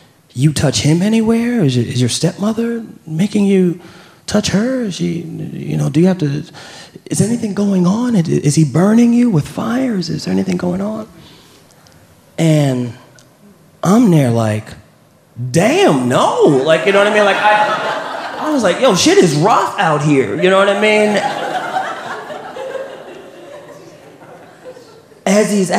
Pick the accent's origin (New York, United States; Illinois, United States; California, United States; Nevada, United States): New York, United States; New York City; also born or lived in Queens / Harlem; I'm from New York